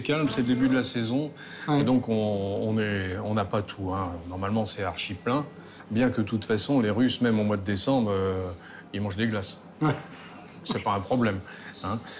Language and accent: French; France; moved away as an adult; now in Sochi, Russia; je suis français